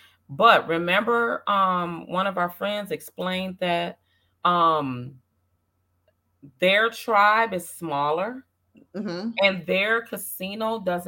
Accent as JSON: {"language": "English", "region": "Minnesota", "country": "United States", "said": "because I'm from Minnesota, right?"}